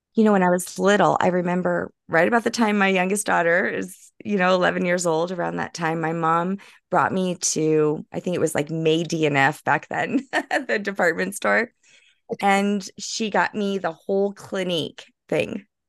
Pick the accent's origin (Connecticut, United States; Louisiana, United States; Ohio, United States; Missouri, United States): Louisiana, United States; New Orleans; I'm originally from New Orleans. I'm French Creole.